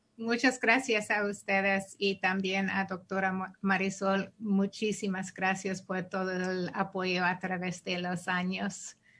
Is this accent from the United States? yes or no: yes; San Francisco Bay Area, California, United States; also born or lived in Chicago; Yo nací aquí, ah, en Chicago, pero crecí en el área de la Bahía Ah, y la mayor parte de mi, vida he estado aquí